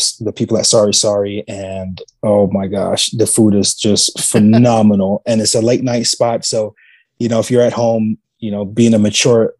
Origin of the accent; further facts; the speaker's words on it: New York, United States; moved away as an adult; now in San Antonio, United States; being born and raised in New York